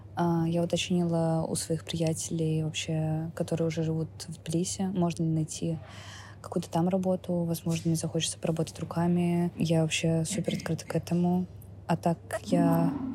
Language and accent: Russian; Saint Petersburg, Russia; moved away as an adult; мне 27 лет, я из Петербурга